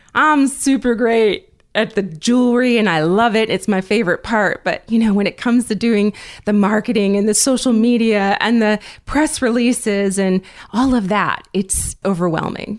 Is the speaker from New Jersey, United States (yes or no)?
yes; New Jersey, United States; also born or lived in North Carolina; my father was transferred to New Jersey when I was very young, so I did grow up in New Jersey